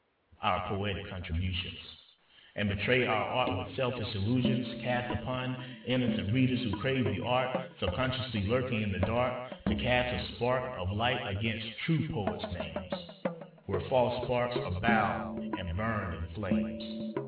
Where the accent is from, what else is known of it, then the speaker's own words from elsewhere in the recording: Georgia, United States; Alice Walker, from my home state in Georgia, from the small town of Eatonton